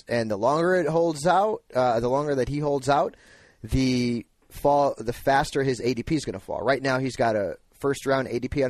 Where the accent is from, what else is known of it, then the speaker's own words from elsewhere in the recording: Connecticut, United States; now in California, United States; Yeah, but I'm from Connecticut, and I like to be unique here.